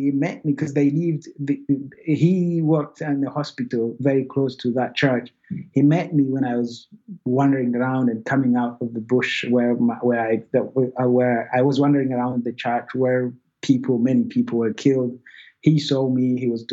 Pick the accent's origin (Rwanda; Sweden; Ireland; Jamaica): Rwanda; born or raised there; moved away